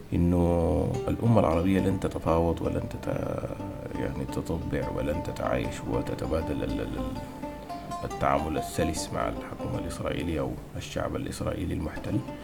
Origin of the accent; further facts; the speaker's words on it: Sudan; نحن كسودانيين